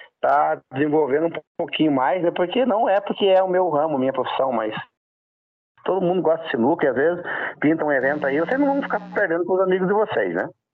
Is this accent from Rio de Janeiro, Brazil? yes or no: no; Roncador, Paraná, Brazil; Sou natural de Roncador, interior do Paraná